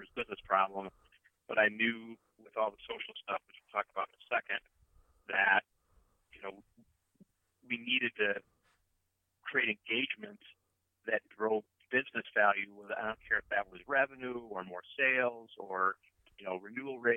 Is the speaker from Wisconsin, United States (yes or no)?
yes; Wisconsin, United States; I grew up in Wisconsin